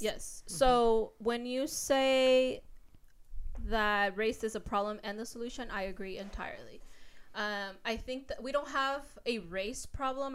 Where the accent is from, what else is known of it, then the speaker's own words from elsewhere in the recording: Mexico; now in United States; I was born in Mexico